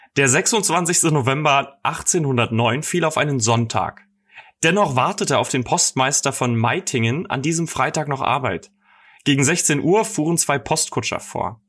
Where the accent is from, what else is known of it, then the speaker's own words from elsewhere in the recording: Dresden, Saxony, Germany; moved away; Ich komme übrigens ursprünglich aus Dresden